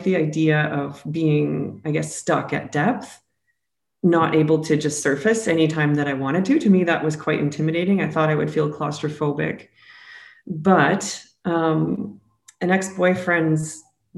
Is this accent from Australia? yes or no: no; Alberta, Canada; moved away as an adult; I'm originally from Alberta, Canada